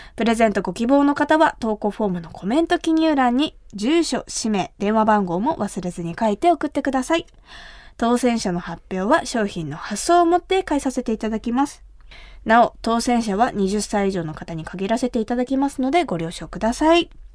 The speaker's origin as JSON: {"language": "Japanese", "region": "Kumamoto", "country": "Japan", "tie": "born or raised there", "said": "私が生まれ育った熊本"}